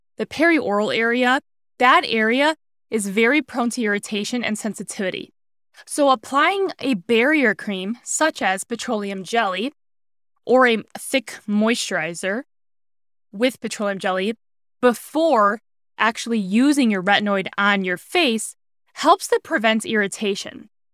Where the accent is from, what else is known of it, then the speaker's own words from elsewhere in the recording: Cleveland, Ohio, United States; moved away as an adult; now in Arizona, United States; where I grew up in Cleveland, Ohio